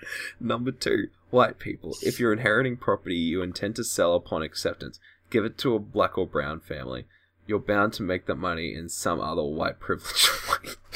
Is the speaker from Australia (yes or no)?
yes; Australia; I'm from Australia